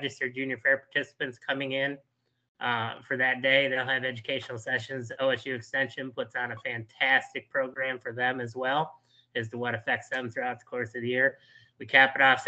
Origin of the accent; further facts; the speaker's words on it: Geauga County, Ohio, United States; here in Geauga County is my hometown, you know, my home county, my home fair, the Great Geauga County Fair